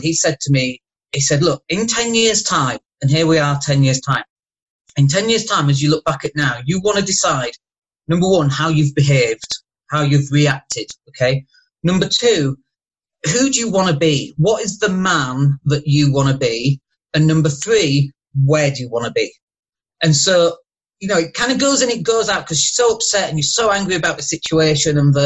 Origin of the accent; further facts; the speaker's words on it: Leeds, Yorkshire and the Humber, United Kingdom; moved away as an adult; now in Spain; I'm from Leeds, 47.